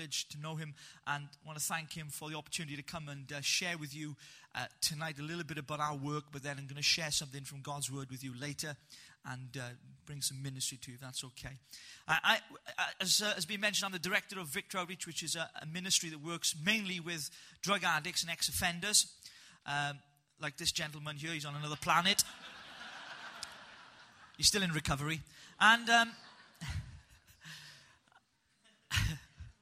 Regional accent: Wales, United Kingdom; I'm a proper Welshman

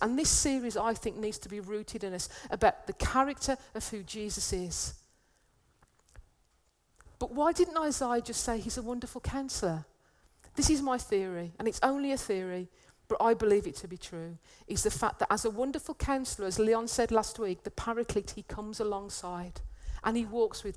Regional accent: United Kingdom; as a British person

